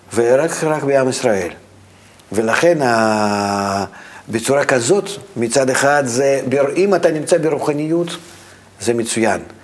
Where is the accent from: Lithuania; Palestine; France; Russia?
Russia; moved away; אני מרוסיה